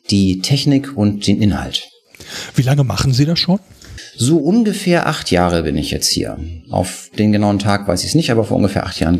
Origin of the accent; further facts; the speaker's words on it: Kiel, Schleswig-Holstein, Germany; accent: North German; Ich komme eigentlich aus Kiel. Ähm, daher versteht man mich vielleicht im Süden manchmal nicht ganz so gut, weil ich noch meinen norddeutschen Slang nicht ablegen, kann